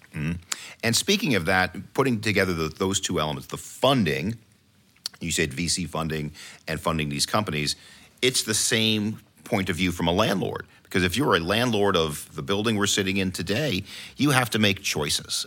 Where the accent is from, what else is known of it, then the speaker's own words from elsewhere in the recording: New York, United States; now in Washington, D.C., United States; I'm from New York as well